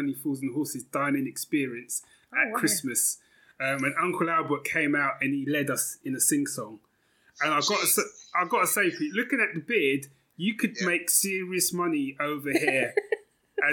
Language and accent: English; London, United Kingdom; moved away; I grew up in London